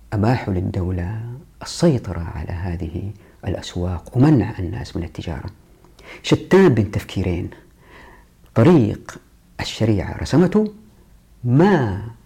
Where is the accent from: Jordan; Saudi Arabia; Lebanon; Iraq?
Saudi Arabia; Taif, Makkah Province; أنا أتذكر في طفولتي في الطائف